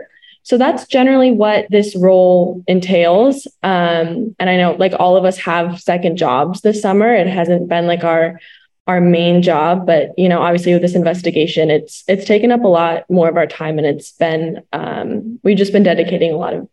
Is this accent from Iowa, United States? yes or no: yes; Bettendorf, Iowa, United States; moved away; I'm going to be a junior and I am from Bettendorf, Iowa.